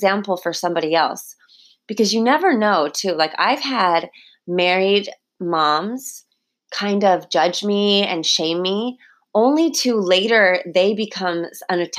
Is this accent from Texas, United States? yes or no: no; California, United States; now in Hawaii, United States; I was growing up in California